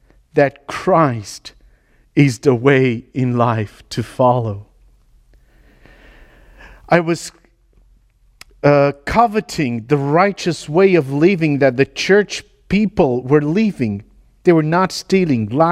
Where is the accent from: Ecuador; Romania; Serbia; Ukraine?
Romania; moved away as an adult; also born or lived in L'Aquila, Italy / United Kingdom / Sulaymaniyah, Iraq; I was born in Romania into a gypsy tribe in 83 during communism